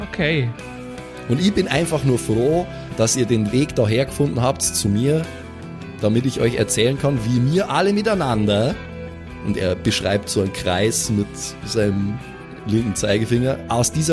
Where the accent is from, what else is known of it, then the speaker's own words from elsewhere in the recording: Vienna, Austria; Laura, ich bin aus Wien, okay? Wir reden da so.